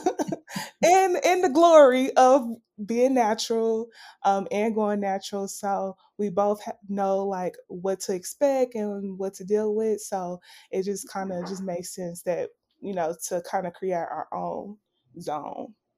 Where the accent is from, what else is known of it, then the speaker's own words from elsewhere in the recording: Little Rock, Arkansas, United States; moved away; I am originally from Little Rock, Arkansas, which is also another small town.